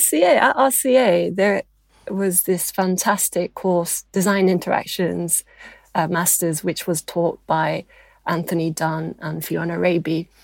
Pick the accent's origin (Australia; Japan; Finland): Japan; I'm half British and half Japanese